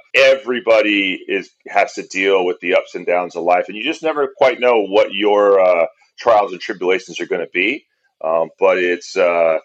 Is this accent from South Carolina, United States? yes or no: no; Berkeley, California, United States; I grew up in Berkeley, California.